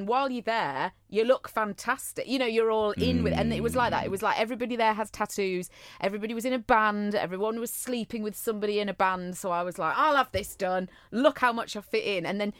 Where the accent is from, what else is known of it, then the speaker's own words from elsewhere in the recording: North West England, United Kingdom; So I used to say I came from Manchester, whereas actually it was Cheshire.